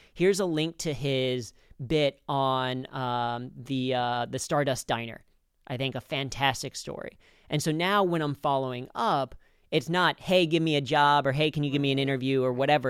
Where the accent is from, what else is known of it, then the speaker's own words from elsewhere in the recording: Cincinnati, Ohio, United States; I grew up in Cincinnati